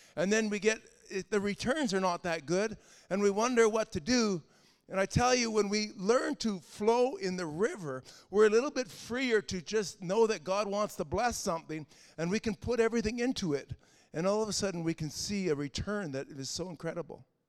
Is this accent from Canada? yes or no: yes; Canada; As a Canadian, I had to learn to walk away from my Canadian identity